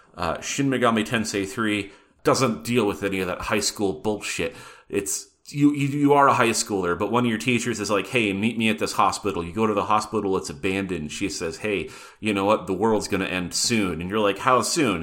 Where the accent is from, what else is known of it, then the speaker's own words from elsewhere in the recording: Butte, Montana, United States; growing up in Butte, Montana